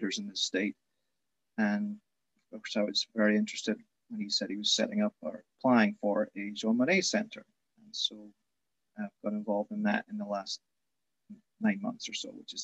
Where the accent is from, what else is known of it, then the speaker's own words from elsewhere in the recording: Scotland, United Kingdom; moved away as an adult; now in United States; I was born in Scotland and graduated from the University of Edinburgh. My formative years when I was a young teen was during the Thatcher years